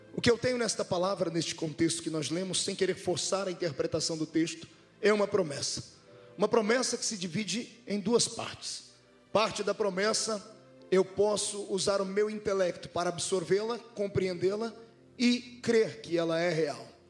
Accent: Brazil; moved away; Eu venho lá do meio do mato, na, na vila Tatu foi onde eu cresci

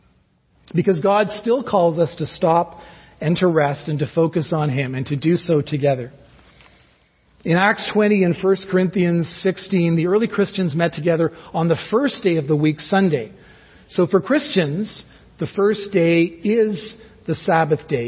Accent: Toronto, Ontario, Canada; moved away as an adult; now in Guelph, Canada; we're from Toronto, and we've been in Guelph for 9 years now

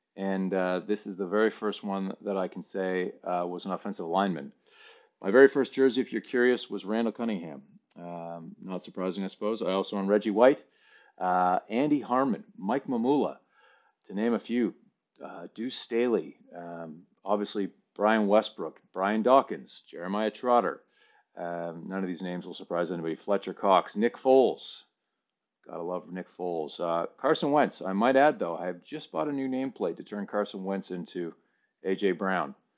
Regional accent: Canada; moved away as an adult; now in Sydney, Australia; I am a Canadian. Uh, I have lived in Australia now for seventeen years here in Sydney

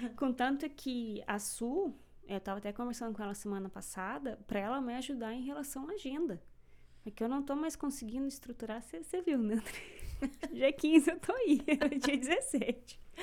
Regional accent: São Jerônimo da Serra, Paraná, Brazil; moved away as an adult; now in Canada; eu sou do sul

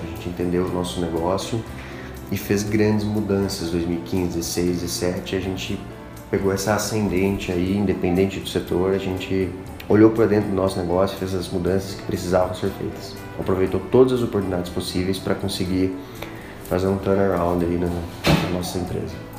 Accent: Brazil; Nós como brasileiros

